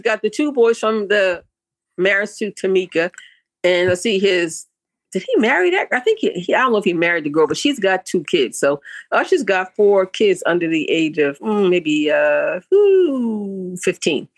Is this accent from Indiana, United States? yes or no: no; Boston, Massachusetts, United States; my hometown of Boston, Massachusetts